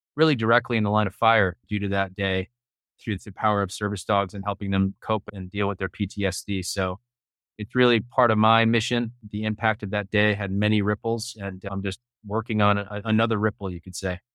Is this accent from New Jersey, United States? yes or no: yes; Hoboken, New Jersey, United States; also born or lived in New York City; I'm born and raised in Hoboken, New Jersey, right across the Hudson River from Manhattan